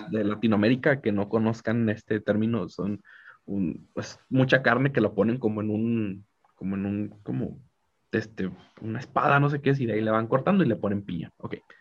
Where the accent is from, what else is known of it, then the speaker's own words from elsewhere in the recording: Mexico; yo soy mexicano